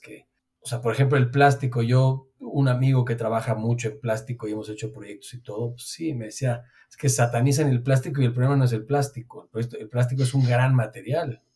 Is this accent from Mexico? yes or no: yes; Mexico; somos mexicanos